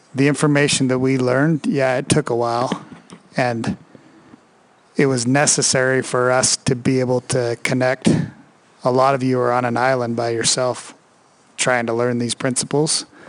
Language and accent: English; Northern Idaho, United States; we're two knuckleheads from Northern Idaho.